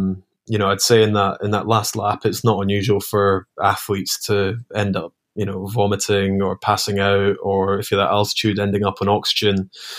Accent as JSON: {"language": "English", "region": "Scotland", "country": "United Kingdom", "said": "Yeah, I mean, as a Scot during that time, it was one of the few sports that we were actually good at."}